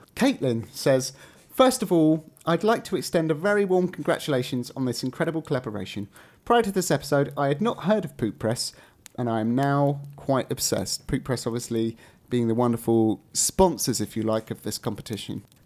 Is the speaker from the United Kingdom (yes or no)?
yes; England, United Kingdom; accent: English; I'm going to slip back into my English accent